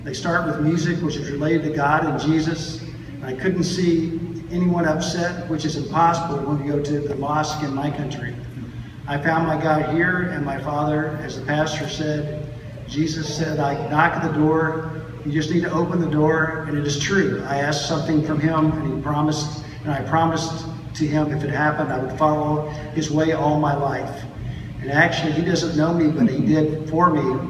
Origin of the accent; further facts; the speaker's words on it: Iran; moved away as an adult; I'm from Iran, and I have been here 17 months almost.